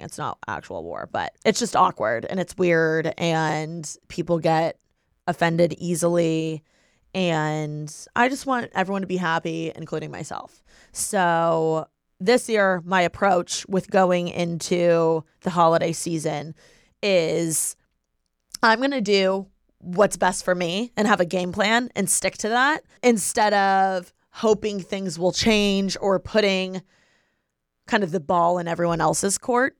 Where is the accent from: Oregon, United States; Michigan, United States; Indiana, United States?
Indiana, United States; Bloomington; moved away; I am from Bloomington, Indiana. So, every year for the holidays, I go back to my hometown